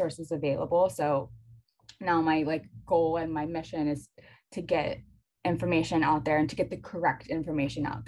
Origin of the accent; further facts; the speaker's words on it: North Carolina, United States; I grew up in North Carolina, so UNC was right down the road.